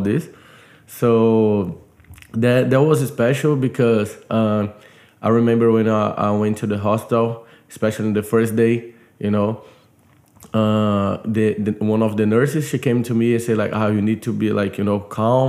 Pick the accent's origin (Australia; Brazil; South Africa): Brazil; moved away as an adult; now in United States; I'm from Brazil.